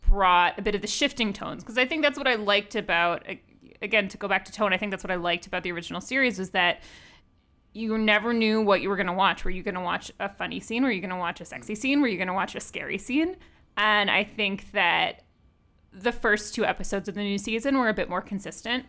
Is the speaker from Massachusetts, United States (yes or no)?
yes; Boston, Massachusetts, United States; moved away; I'm originally from Boston